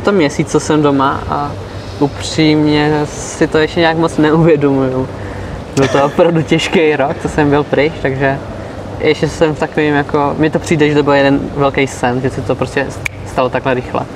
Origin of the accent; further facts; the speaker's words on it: Czechia; Protože Češi jsou hodně vynálezaví, to jako my máme